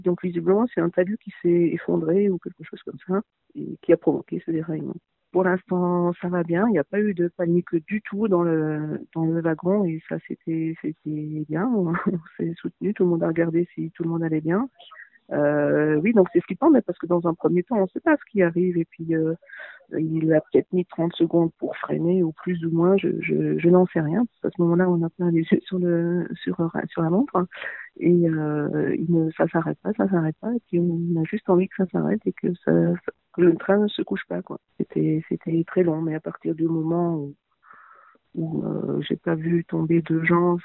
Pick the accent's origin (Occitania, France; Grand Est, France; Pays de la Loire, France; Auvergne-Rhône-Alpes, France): Grand Est, France; Littenheim; Littenheim, dont je suis originaire